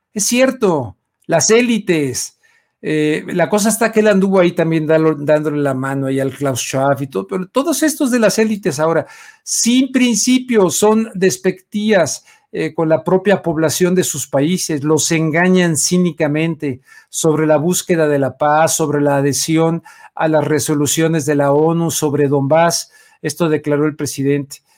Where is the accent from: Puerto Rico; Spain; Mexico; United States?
Mexico; como mexicano